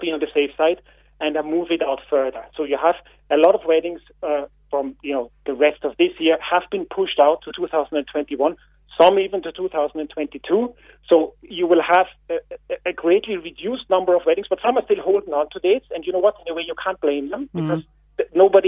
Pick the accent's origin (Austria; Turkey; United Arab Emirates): Austria; now in Ireland; I'm not a local. You can hear my accent. I'm from Austria.